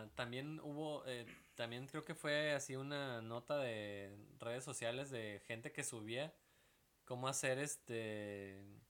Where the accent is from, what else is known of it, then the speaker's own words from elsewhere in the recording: Veracruz, Mexico; moved away; yo vengo de Veracruz